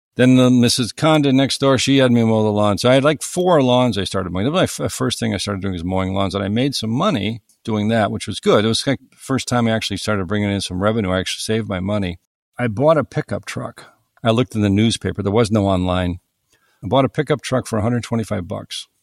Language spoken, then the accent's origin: English; east of Cleveland, Northern Ohio, United States; I grew up in Northern Ohio, uh, east of Cleveland, on Lake Erie